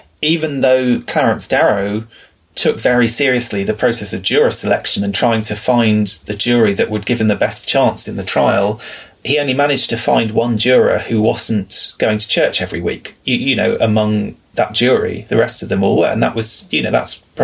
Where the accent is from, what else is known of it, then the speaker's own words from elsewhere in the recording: England, United Kingdom; you and I growing up in England